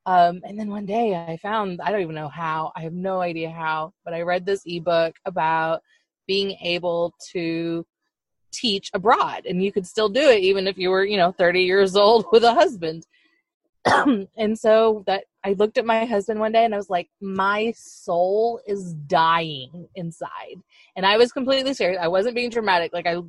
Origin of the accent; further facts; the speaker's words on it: Florida, United States; And then I blame Epcot, because I grew up in Florida and went to Epcot a lot.